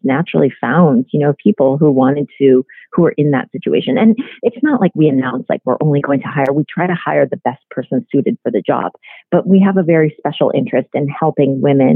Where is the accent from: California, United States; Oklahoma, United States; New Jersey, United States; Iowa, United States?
Iowa, United States; because I grew up in Iowa, that was a little bit ashamed of being Korean